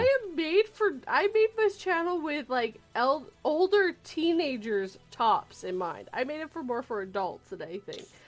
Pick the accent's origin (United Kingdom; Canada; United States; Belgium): Canada; Vancouver, British Columbia; moved away; I'm originally from the West Coast, the Vancouver area